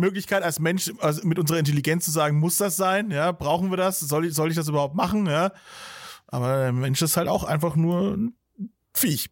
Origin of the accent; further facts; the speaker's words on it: Bavaria, Germany; als Bayer